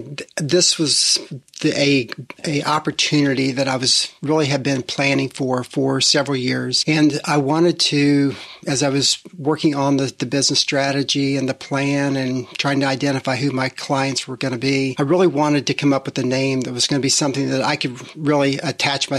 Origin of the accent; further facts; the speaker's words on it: Midwest, United States; moved away as an adult; now in Charlotte, United States; We moved here from the Midwest after growing up there in a family-owned business.